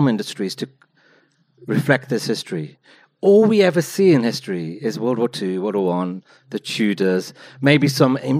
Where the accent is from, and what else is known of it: Wolverhampton, West Midlands, United Kingdom